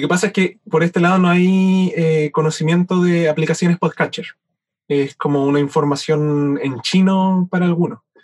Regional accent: Chile; also born or lived in Valdivia; siendo chileno

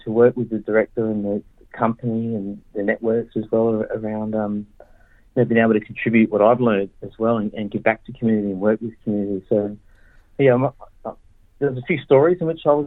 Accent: Adelaide, South Australia, Australia; I grew up in Adelaide and, you know, that's where my mob's from

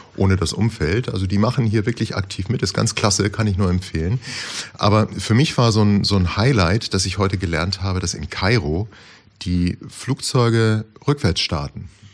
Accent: Osterburken, Baden-Württemberg, Germany; aus Osterburken

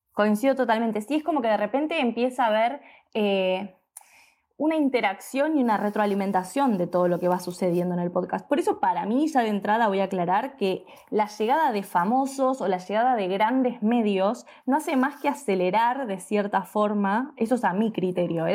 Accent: Argentina; soy argentina

